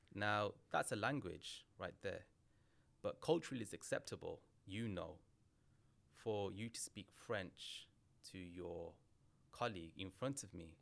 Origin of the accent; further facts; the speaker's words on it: England, United Kingdom; I'm British Bangladeshi